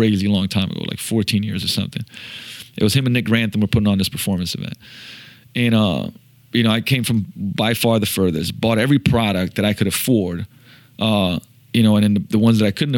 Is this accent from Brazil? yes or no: no; Slovenia; moved away; also born or lived in Seattle; I'm from Slovenia.